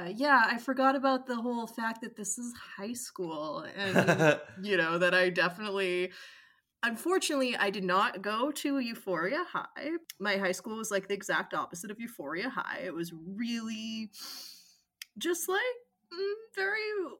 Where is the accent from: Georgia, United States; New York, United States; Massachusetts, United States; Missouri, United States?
Massachusetts, United States; Hingham; born or raised there; moved away